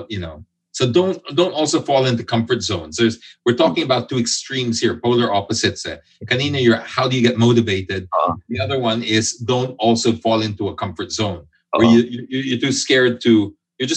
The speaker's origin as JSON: {"language": "English", "country": "Philippines", "tie": "born or raised there", "said": "I'm half British, half Filipino. So made in the Philippines with imported parts"}